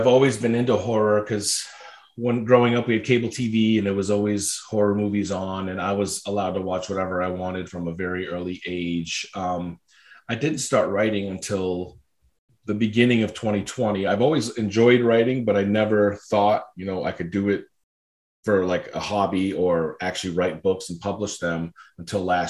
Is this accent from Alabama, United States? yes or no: no; Maine, United States; I am from Maine, up in the New England part of the United States.